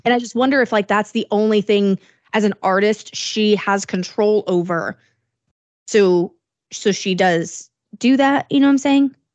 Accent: Illinois, United States; moved away; my hometown in Illinois

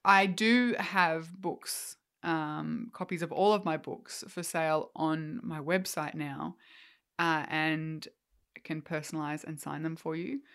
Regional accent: Australia

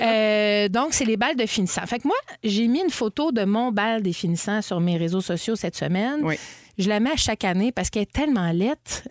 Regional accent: Montreal, Quebec, Canada; je suis née à l'hôpital Sacré-Cœur, à Cartierville. J'ai grandi à Verdun, à Ville-la-Salle et à Cartierville

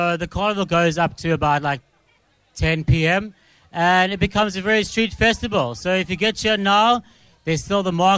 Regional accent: East London, Eastern Cape, South Africa; moved away as an adult; now in Cape Town, South Africa; Originally from East London in the Eastern Cape. I've moved to Cape Town 7 years ago

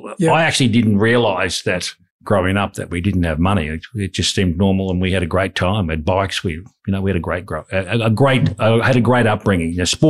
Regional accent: Bundaberg, Queensland, Australia; I grew up in Bundaberg in central Queensland, or the Wide Bay region.

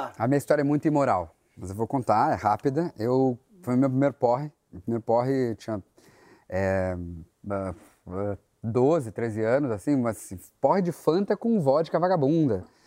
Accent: Ijuí, Rio Grande do Sul, Brazil; moved away; a minha primeira lembrança é cidade do interior do Rio Grande do Sul, sou, sou gaúcho

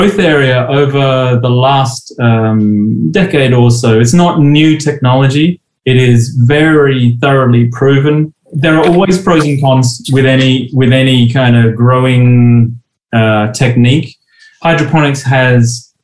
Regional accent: Australia; moved away; When I was a kid growing up in Australia

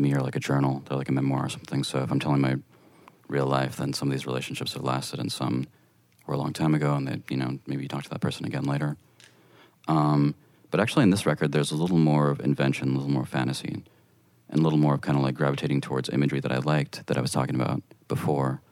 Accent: El Paso, Texas, United States; a stairway in El Paso in my hometown

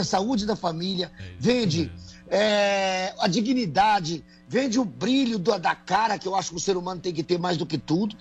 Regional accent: Brazil; nós somos pessoas do interior do Brasil

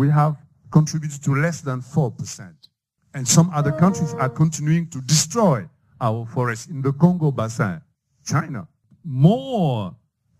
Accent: Senegal; English is a second language; I'm coming from a French-speaking country.

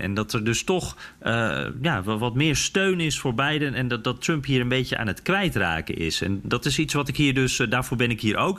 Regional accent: Netherlands; wij als Nederlanders

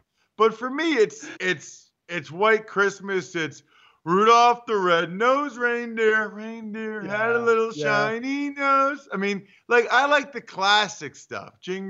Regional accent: Pennsylvania, United States; I'm from Pennsylvania.

